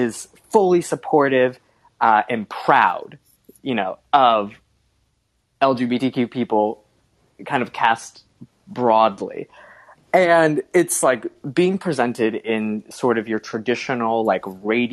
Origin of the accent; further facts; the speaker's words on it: North Florida, United States; also born or lived in Alabama / South Carolina / Georgia; I grew up in North Florida, you know, in Alabama, South Carolina, Georgia